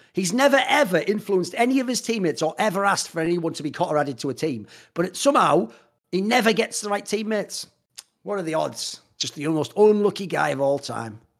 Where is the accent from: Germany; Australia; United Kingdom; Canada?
United Kingdom; England; I come from the England